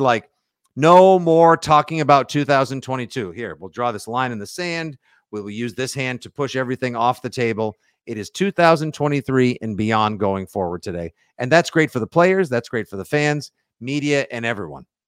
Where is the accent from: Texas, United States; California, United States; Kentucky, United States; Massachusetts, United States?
Massachusetts, United States; South Shore of Boston; growing up on the South Shore of Boston